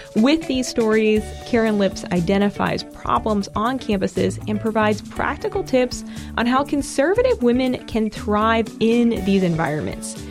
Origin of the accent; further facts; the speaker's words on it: Massachusetts, United States; moved away; also born or lived in Georgia; my home state of Massachusetts